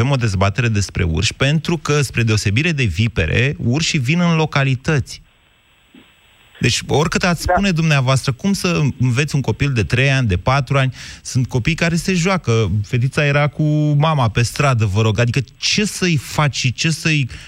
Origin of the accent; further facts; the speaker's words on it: Drobeta-Turnu Severin, Mehedinți County, Romania; eu sunt dintr-o zonă în care sunt vipere și vipere cu corn chiar. Așa. Din da Banat. Eu sunt de la Severin